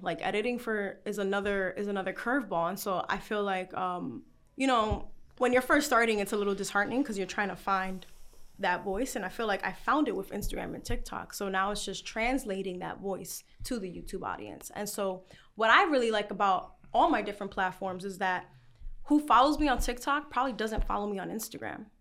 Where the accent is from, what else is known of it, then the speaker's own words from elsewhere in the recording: New York City, New York, United States; I'm from the Bronx